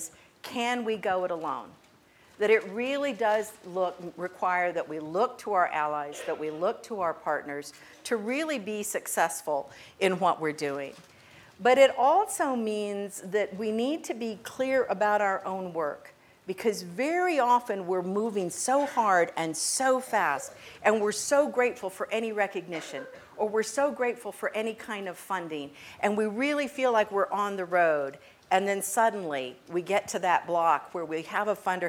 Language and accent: English; El Paso, Texas, United States; now in Austin, United States; I grew up in El Paso, Texas